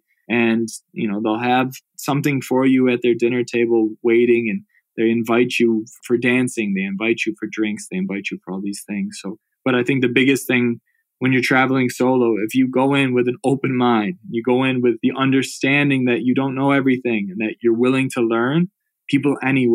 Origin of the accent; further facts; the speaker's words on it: United States; I'm an American who wants to learn more about Russia